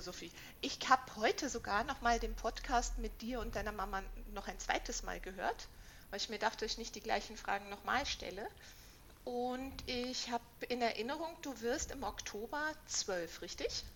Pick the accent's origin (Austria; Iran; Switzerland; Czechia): Austria; Vienna; now in Berlin, Germany; ich bin ja aus Wien